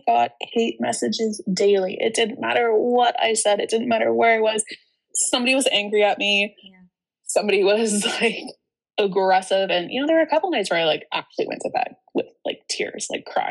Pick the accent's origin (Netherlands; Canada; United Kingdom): Canada; growing up in Canada